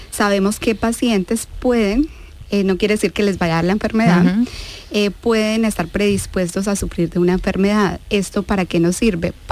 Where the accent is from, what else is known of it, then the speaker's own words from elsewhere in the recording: Colombia; moved away as an adult; also born or lived in Granada; now in Seville, Spain; En Sevilla ya seis años. Em, y yo nací en Colombia, en Colombia.